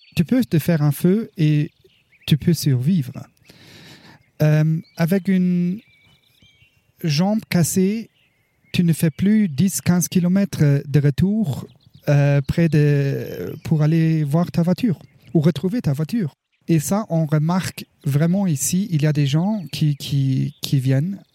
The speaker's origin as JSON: {"language": "French", "country": "Luxembourg", "moved": "as an adult", "lives_now": "Colorado, United States", "said": "j'ai travaillé 11 ans à la douane luxembourgeoise avant que j'ai euh, déménagé aux États-Unis. Et j'étais aussi euh, ambulancier et pompier volontaire au Luxembourg."}